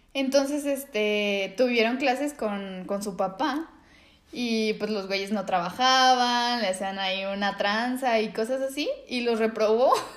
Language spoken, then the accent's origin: Spanish; Guadalajara, Jalisco, Mexico; somos tapatíos